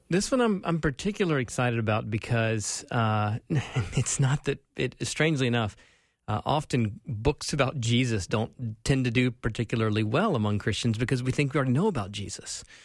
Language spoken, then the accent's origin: English; Spartanburg, South Carolina, United States; accent: South Carolina; moved away as an adult; now in Minnesota, United States; I was born and raised Southern Baptist in Spartanburg, South Carolina